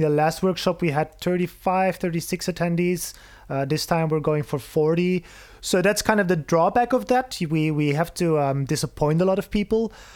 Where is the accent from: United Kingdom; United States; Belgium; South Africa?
Belgium; moved away as an adult; now in Berlin, Germany; I'm, I'm originally from Belgium, uh, moved to Berlin about four years ago